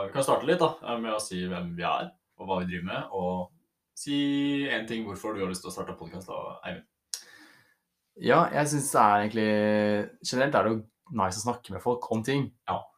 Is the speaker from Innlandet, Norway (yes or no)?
no; Oslo, Norway; moved away as an adult; now in Volda, Norway; Jeg er da en fyr fra Oslo som nå bor i Volda. Studerer friluftsliv eh, på høyskolen.